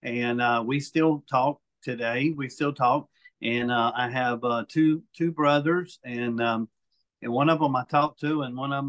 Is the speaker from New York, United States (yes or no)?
no; Mobile, Alabama, United States; also born or lived in South Florida; I was adopted from South Florida when I was 5 days old. And, moved pretty much here to West Mobile, and I've been in Mobile County pretty much all my life